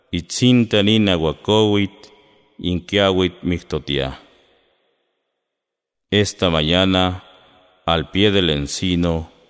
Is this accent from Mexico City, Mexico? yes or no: no; Cuetzalan, Puebla, Mexico; Soy originario de una comunidad que se llama Alahuacapan, que está ubicada a 9 kilómetros al norte del corazón de Cuetzalan.